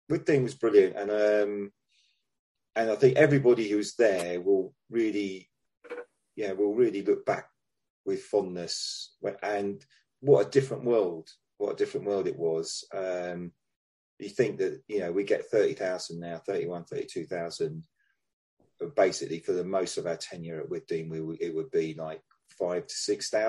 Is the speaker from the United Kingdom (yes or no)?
yes; London, United Kingdom; because I was you know I was a, a DFL, I was down from London, and um, didn't know anybody.